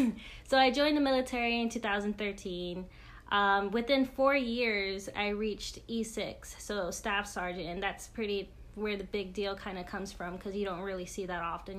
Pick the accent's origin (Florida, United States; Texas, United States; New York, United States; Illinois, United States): Texas, United States; Crystal City; moved away; also born or lived in Fargo, North Dakota; I'm from a little town called Crystal City, Texas. It's uh, just a town with full population is basically 99% uh, Latino, and that's where I grew up. But I was actually born in Fargo, North Dakota